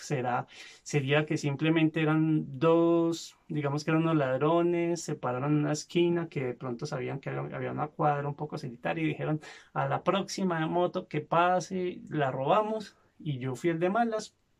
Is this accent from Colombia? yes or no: yes; Medellín, Antioquia, Colombia; Yo no nací en Medellín, pero crecí en esta zona.